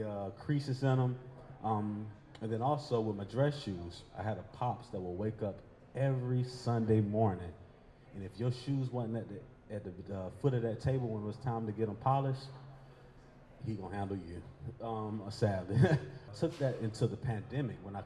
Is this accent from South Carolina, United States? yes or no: yes; Columbia, South Carolina, United States; now in Richmond, United States; I'm originally from Columbia, South Carolina, born and raised